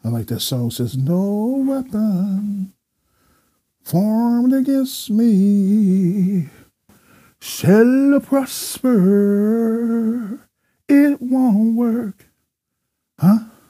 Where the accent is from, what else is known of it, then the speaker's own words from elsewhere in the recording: United States; we had been taught as American citizens